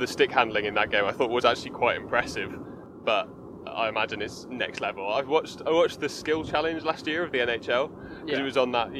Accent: United Kingdom; we, as British people

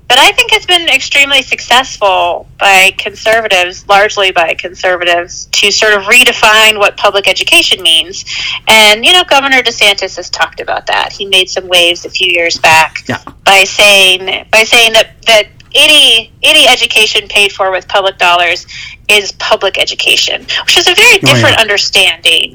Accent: eastern Washington State, United States; I grew up in Washington State, which is really you know, it's a blue state. I grew up on the eastern, more conservative side

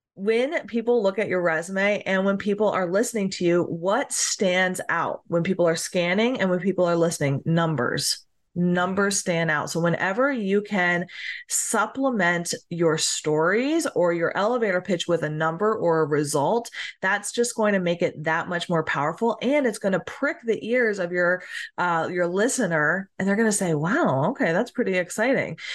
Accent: New Jersey, United States; now in Tennessee, United States; I grew up in New Jersey and now I live in Tennessee

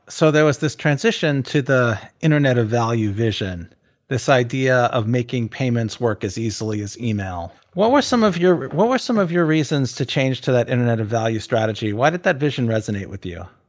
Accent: United States; I'm an American

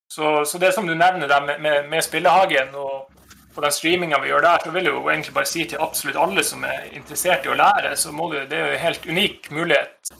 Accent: Nordreisa, Troms, Norway; moved away; der jeg kommer ifra, fra Nordreisa.

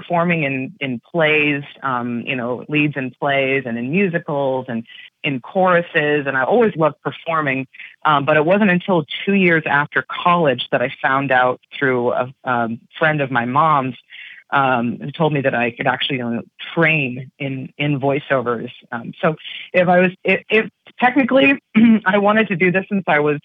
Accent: West Hartford, Connecticut, United States; now in California, United States; I grew up in West Hartford, Connecticut.

